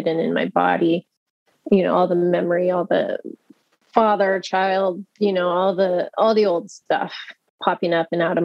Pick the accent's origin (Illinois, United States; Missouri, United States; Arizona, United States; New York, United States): Arizona, United States; moved away as an adult; also born or lived in France; now in San Francisco, United States; I'm actually from Arizona, but I lived here when I was 19 before I went to Europe.